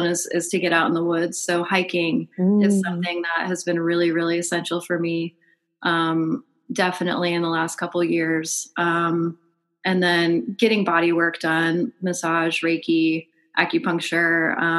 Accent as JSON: {"language": "English", "region": "Michigan", "country": "United States", "tie": "born or raised there", "moved": "yes", "lives_now": "Georgia, United States", "said": "I grew up in Michigan"}